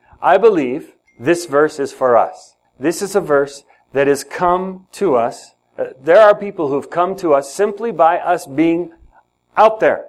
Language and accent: English; Ethiopia; now in United States; So, I grew up in Ethiopia. In Ethiopia, there are many different languages and many different tribes.